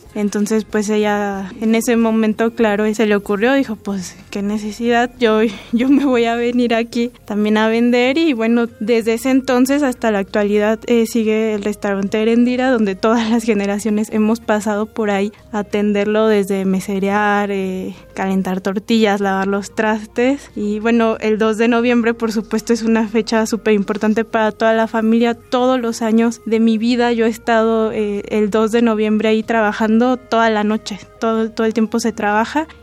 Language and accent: Spanish; Michoacán, Mexico; moved away as an adult; also born or lived in Mexico City; vengo de Michoacán hacia la Ciudad de México